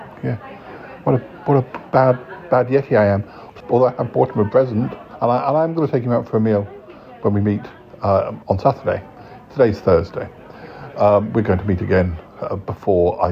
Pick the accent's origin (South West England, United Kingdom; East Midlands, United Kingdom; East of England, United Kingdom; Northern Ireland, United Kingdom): South West England, United Kingdom; Salisbury; moved away; when I come back to my parents, it's always good to have more friends in my hometown